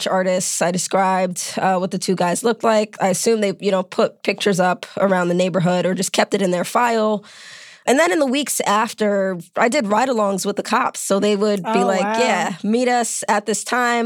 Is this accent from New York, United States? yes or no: yes; New York City, New York, United States; I grew up in New York City.